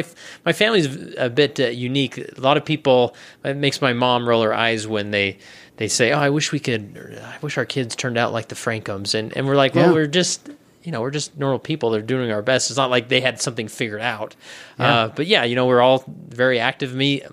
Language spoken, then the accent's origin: English; West Valley City, Utah, United States; So I grew up in West Valley City, Utah, and I was not a gangbanger. It's actually quite a nice place to raise a family, and I made it out alive and well, with no felonies on my record.